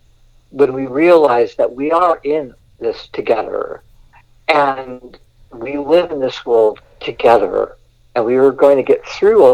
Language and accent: English; Southern California, United States; I grew up here on the West Coast in California, and especially Southern California